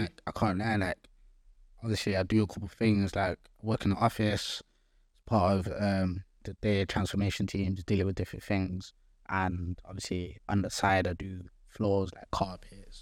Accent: Gambia; now in Nottingham, United Kingdom; I'm from Gambia

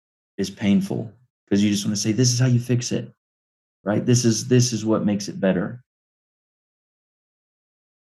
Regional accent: Clinton, United States; I was born and raised here in Clinton at the Cumberland Presbyterian Church

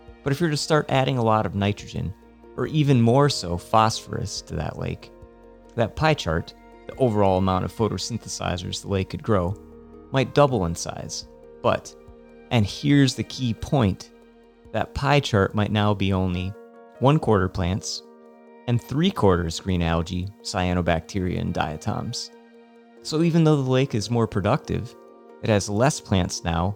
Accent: Virginia, United States; growing up in Virginia.

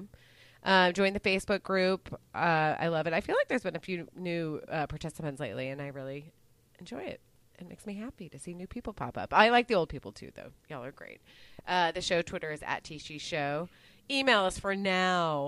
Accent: Dallas, Texas, United States; I grew up in Dallas

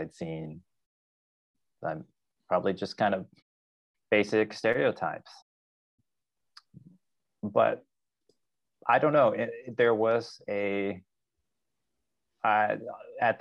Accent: Arkansas, United States; moved away as an adult; also born or lived in California; I grew up in a very rural area of Arkansas in the 1980s

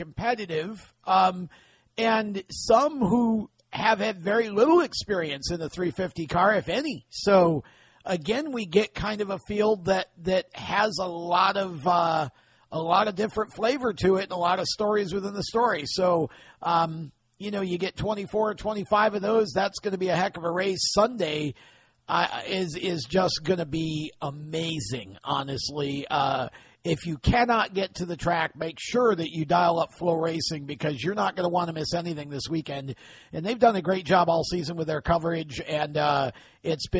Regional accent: Oswego, New York, United States; As a racer growing up in Oswego in the 70s

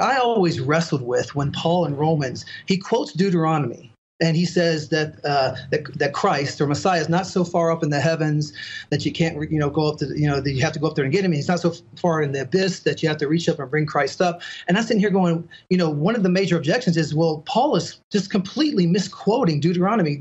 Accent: Mobile, Alabama, United States; also born or lived in Las Vegas, Nevada / Southern Mississippi; I was raised in Southern Mississippi, Southern Alabama, in the Mobile area

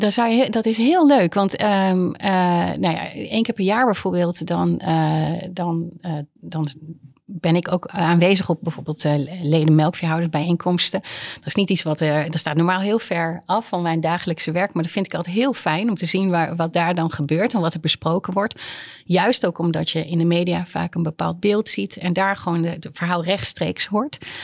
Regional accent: Netherlands; ik heb heel vaak als Nederlander in het buitenland

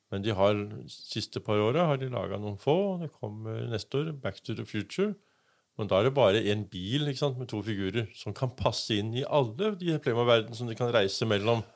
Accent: Denmark; now in Kragerø, Norway; Jeg vokste opp i Danmark

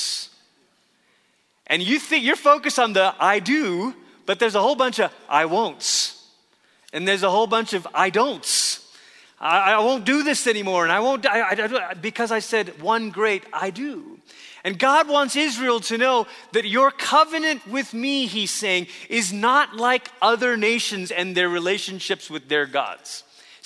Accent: Malaysia; moved away; as a kid growing up in Malaysia

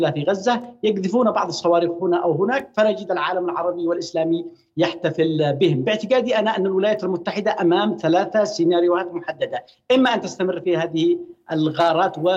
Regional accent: Yemen; لكن من وجهه نظرنا نحن كيمنيين نعرف الجماعه

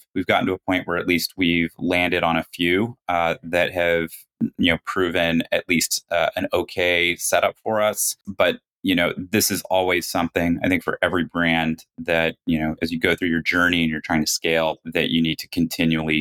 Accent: United States; moved away; also born or lived in China; two American founders

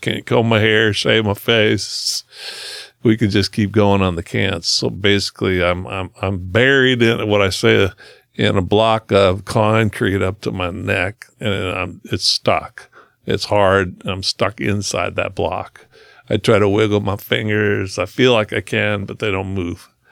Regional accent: Brownsville, Oregon, United States; I grew up in Brownsville, Oregon, which is, uh, the coolest town.

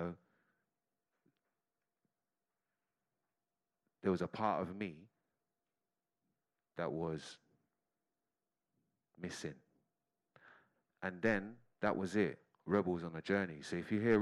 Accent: London, United Kingdom; I'm a Londoner

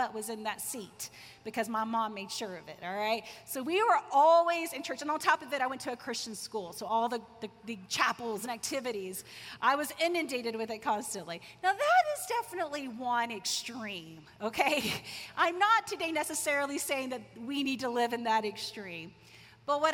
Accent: Tulsa, Oklahoma, United States; I grew up in Tulsa, Oklahoma, Bible Belt of the U.S.

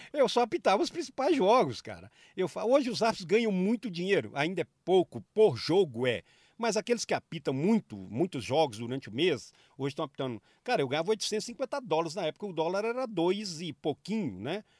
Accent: Minas Gerais, Brazil; como mineiro

